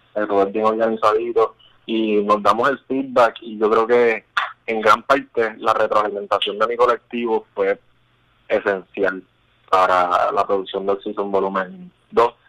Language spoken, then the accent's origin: Spanish; Puerto Rico; somos los 10 puertorriqueños